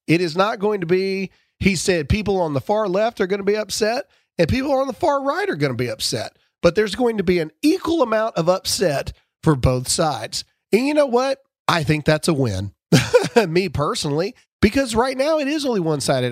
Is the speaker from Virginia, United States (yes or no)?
no; Mississippi, United States; I'm from Mississippi